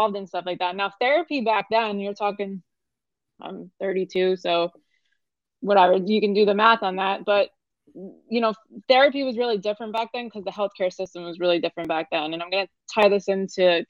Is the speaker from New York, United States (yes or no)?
yes; New York, United States; moved away as an adult; now in Fort Lauderdale, United States; I'm originally from New York. I came down here 6 years ago.